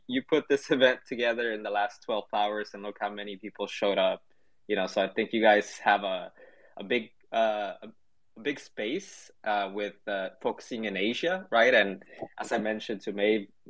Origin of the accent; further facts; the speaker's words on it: Guatemala; now in United States; I'm from Guatemala. I speak Spanish. I was born there and I migrated to the US